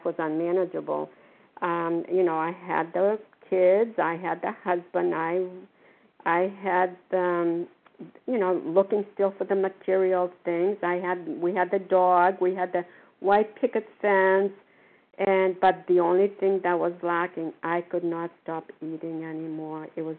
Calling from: Port Charlotte, Florida, United States; I'm calling from Port Charlotte, Florida. I forget where I am. We have here for the winter.

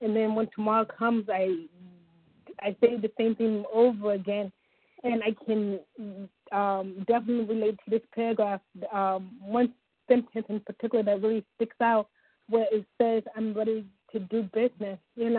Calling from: Ohio, United States; Oh, Ohio, the Buckeye State.

